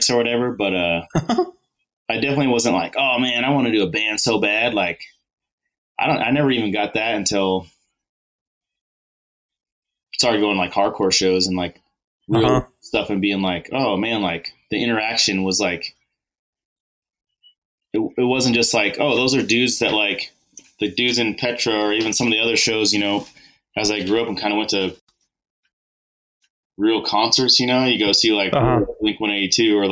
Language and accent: English; Tehachapi, California, United States; also born or lived in Bakersfield, California / Sacramento, California; Maybe my parents just moved to Tehachapi. And then I grew up here